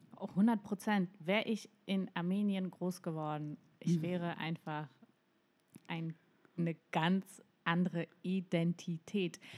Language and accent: German; Mecklenburg-Vorpommern, Germany; ich bin in, in MacPom groß geworden